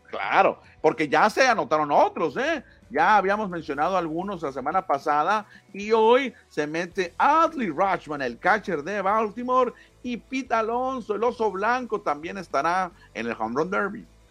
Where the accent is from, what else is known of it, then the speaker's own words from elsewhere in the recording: Mexico; para México no tenemos a ninguno nacido en nuestro país